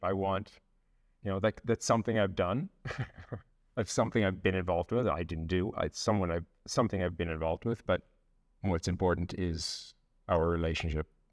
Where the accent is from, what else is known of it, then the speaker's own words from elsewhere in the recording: Canada; moved away as an adult; now in France; I'm Canadian.